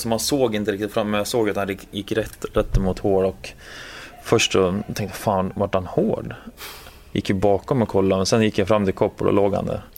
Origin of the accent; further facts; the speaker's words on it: Gävle, Gävleborg County, Sweden; moved away as an adult; now in Washington, United States; hemma i Gävle när det var minus 15, 20 grader.